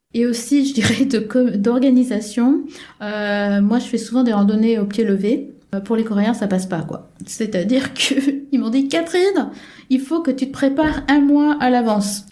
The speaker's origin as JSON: {"language": "French", "country": "France", "moved": "yes", "lives_now": "South Korea", "said": "je suis française"}